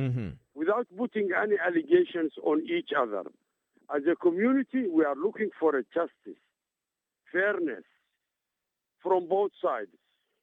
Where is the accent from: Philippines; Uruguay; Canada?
Canada; And we have, as a Canadian, multiculturalism.